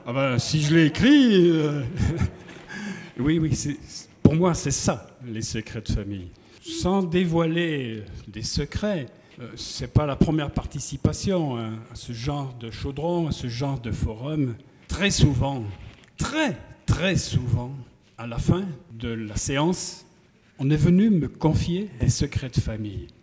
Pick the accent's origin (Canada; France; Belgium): France; Feurs, Auvergne-Rhône-Alpes; moved away; mon frère présent ici peut en témoigner, nous sommes des, forésiens, très très profonds